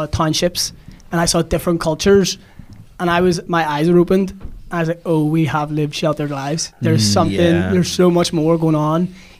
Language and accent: English; Monterey, California, United States; Monterey is where I'm born and bred.